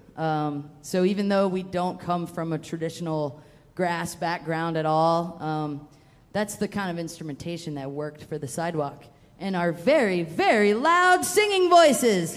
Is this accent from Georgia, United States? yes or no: yes; Atlanta, Georgia, United States; moved away; also born or lived in Western United States; I'm from Georgia, but I'm from Atlanta, so like. I didn't like I didn't play bluegrass until I moved out west